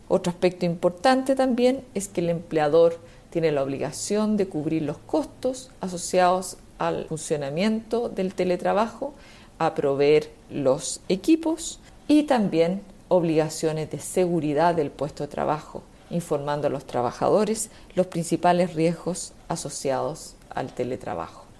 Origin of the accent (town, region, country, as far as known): Chile